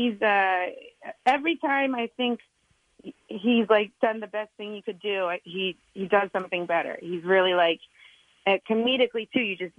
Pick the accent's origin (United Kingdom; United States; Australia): United States; Hershey, Pennsylvania; moved away; because I'm from Hershey